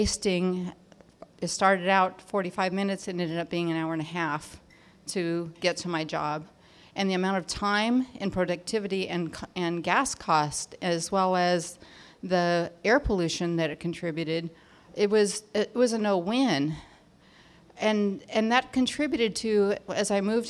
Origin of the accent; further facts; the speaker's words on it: Orange County, California, United States; I'm from Orange County.